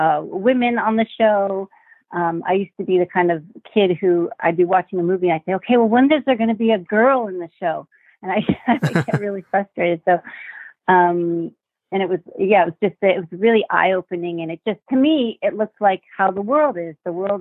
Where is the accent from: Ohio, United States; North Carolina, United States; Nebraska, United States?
Ohio, United States; Worthington; moved away as an adult; also born or lived in Marquette, Michigan / Wisconsin / Palatine, Illinois / New York City; now in Los Angeles, United States; Actually, before that, we moved to Wisconsin, and then we eventually moved to Ohio. So I grew up from the age of 10 in Worthington, Ohio, outside of Columbus, which was a really lovely place to grow up.